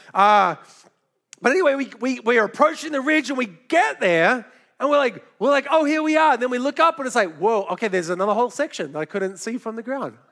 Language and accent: English; Australia; moved away; also born or lived in New York City, United States; I grew up in Australia and had never shot a gun until I moved to New York City